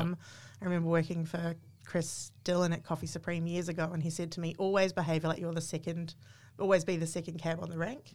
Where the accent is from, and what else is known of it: New Zealand; moved away as an adult; now in Australia